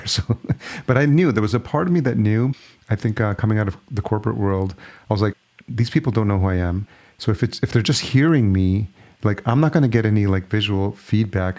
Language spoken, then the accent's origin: English; New York, United States; moved away; also born or lived in Los Angeles; I grew up in New York. So grew up with the cold.